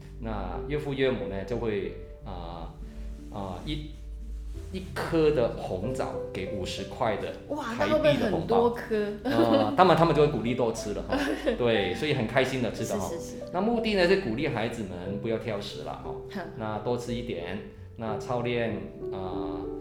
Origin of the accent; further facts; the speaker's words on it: Hong Kong; moved away; 其实我是在香港长大哈，我是香港华侨，